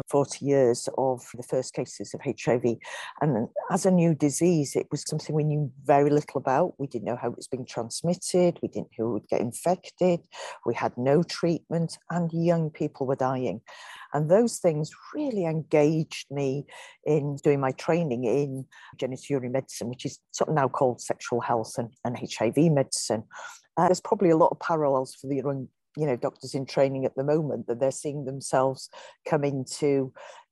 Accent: North Wales, United Kingdom; I was brought up in North Wales

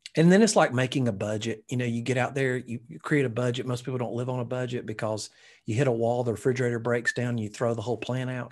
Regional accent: Alabama, United States; I'm from Alabama

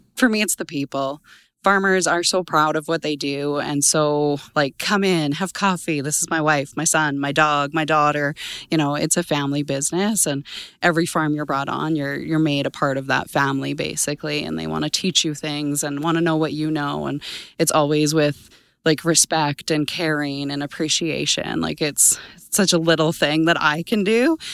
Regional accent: Brooks, Alberta, Canada; now in Arrowwood, Canada; I'm originally from Brooks, Alberta. Grew up on a family farm there

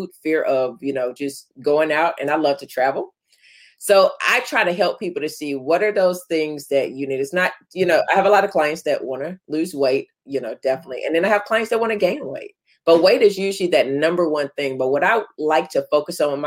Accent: Florida, United States; growing up in Florida where it's hot

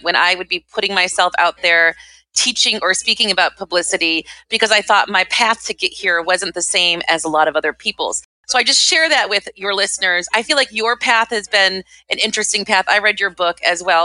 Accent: Midwest, United States; moved away as an adult; now in New York City, United States; I grew up in the Midwest

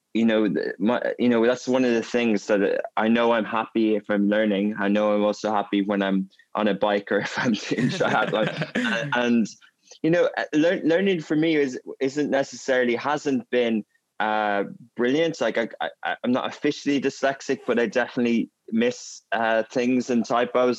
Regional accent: Ireland; moved away as an adult; also born or lived in Germany / England; now in Dubai, United Arab Emirates; I grew up in a Gaelic speaking area in Ireland

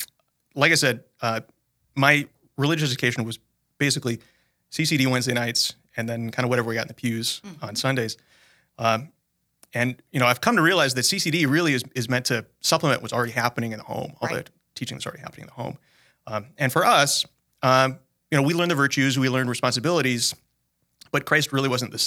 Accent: Sioux Falls, South Dakota, United States; So I'm guy from Sioux Falls. I grew up here, went to public school, small family, just my brother, my parents, and I.

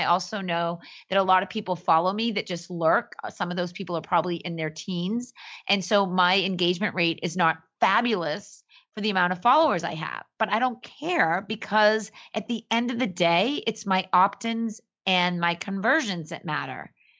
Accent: Boston, Massachusetts, United States; I'm from Boston

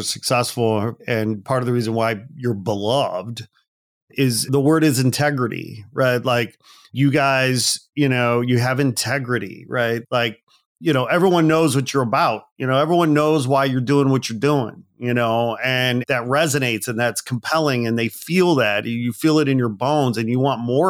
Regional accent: Northwest Indiana, United States; also born or lived in Gary, Indiana; I was born in Gary, Indiana. I grew up in Northwest Indiana

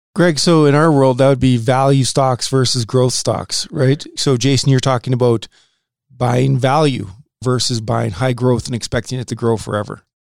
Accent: Saskatoon, Saskatchewan, Canada; also born or lived in North Dakota; I grew up in Saskatoon

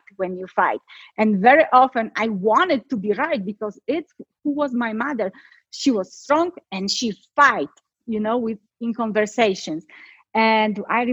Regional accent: Poland; moved away; I'm from Poland

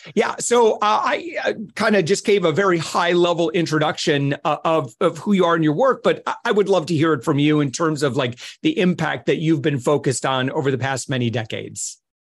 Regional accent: Midwest, United States; I come from the Midwest in the United States

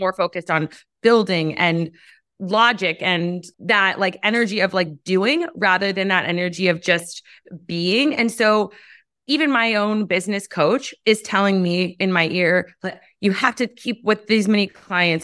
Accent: United States; as American women

